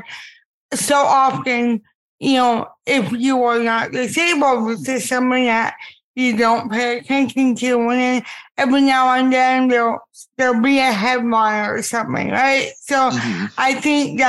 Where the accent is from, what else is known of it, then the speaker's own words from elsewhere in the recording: Miami, Florida, United States; growing up in Miami, we had a whole department that was dedicated to disabled kids